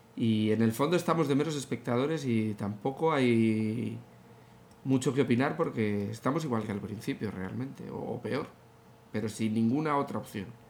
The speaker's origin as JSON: {"language": "Spanish", "country": "Spain", "said": "como aficionados y como españoles"}